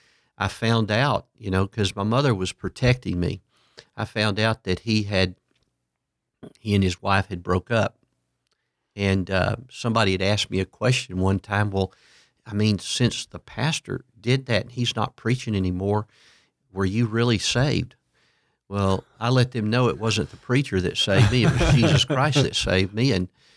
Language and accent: English; Port Arthur, Texas, United States; Yeah, my hometown was Port Arthur, Texas.